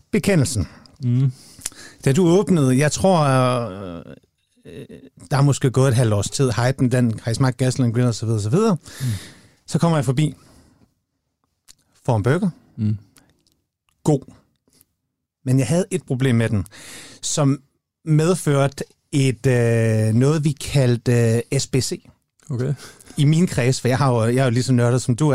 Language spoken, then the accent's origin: Danish; Jutland, Denmark; moved away; Altså, vi er jo begge to jyder.